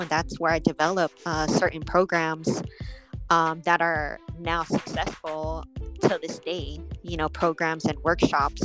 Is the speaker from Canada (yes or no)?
no; Oakland, California, United States; moved away as an adult; now in Las Vegas, United States; growing up was just being outside and and just living there in the bay area